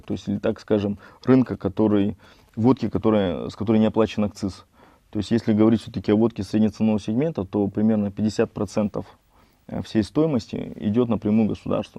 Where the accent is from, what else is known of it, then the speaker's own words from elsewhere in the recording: Nakhodka, Primorsky Krai, Russia; also born or lived in Vladivostok; Родился в э, городе Находка, в Приморском крае